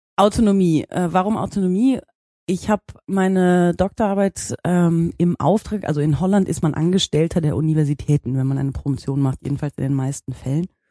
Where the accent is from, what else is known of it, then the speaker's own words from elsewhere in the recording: Bad Münstereifel, North Rhine-Westphalia, Germany; moved away as an adult; also born or lived in Netherlands; now in Hamburg, Germany; Ich komme aber ursprünglich äh, aus der Nähe von Köln, aus der schönen Eifel. Mhm. Ähm, und bin da groß geworden, in, in Bad Münstereifel